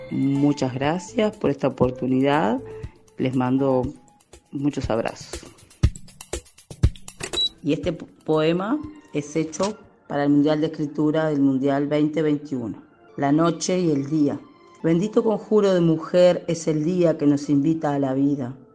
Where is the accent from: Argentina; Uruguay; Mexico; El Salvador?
Uruguay; now in Minas, Uruguay; soy uruguaya, vivo en la ciudad de Minas.